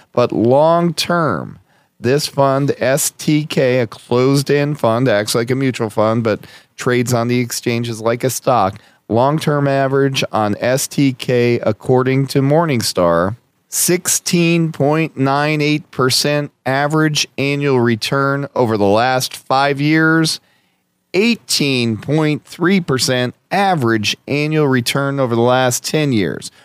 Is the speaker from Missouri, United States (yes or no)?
no; Scranton, Pennsylvania, United States; my hometown of Scranton, P